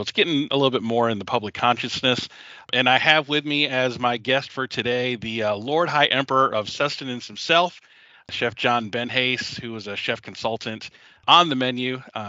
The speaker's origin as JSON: {"language": "English", "town": "Savannah", "region": "Georgia", "country": "United States", "tie": "born or raised there", "said": "And I'm from Savannah, Georgia, actually. Yeah, I grew up there."}